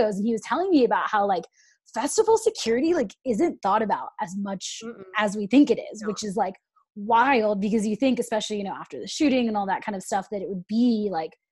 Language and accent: English; Sacramento, California, United States; I'm from Sacramento